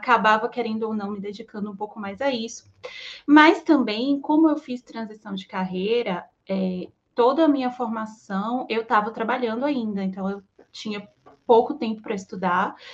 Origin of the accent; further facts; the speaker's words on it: Salvador, Bahia, Brazil; eu também sou baiana de Salvador, eu tenho 36 anos